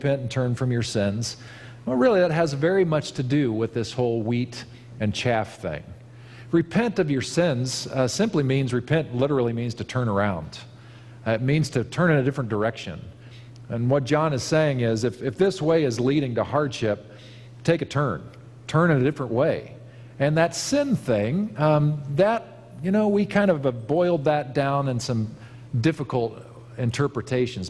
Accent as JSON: {"language": "English", "region": "Kansas", "country": "United States", "tie": "born or raised there", "moved": "yes", "lives_now": "Napa Valley, United States", "said": "I grew up in Kansas where we have a different crop altogether"}